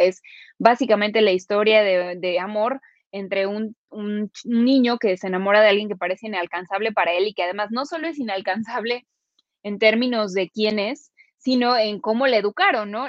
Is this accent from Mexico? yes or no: yes; Mexico; nosotros somos mexicanos, ¿sabes? Nosotros, eh, y además los mexicanos tenemos una mentalidad muy particular